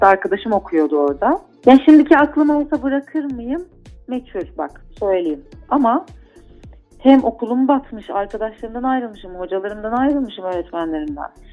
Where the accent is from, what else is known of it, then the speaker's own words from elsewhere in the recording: Istanbul, Turkey; Bağdat Caddesi'nde büyüdüm